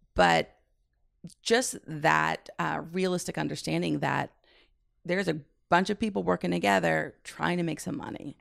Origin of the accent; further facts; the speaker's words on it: Midwest, United States; also born or lived in San Francisco, California; I grew up in the Midwest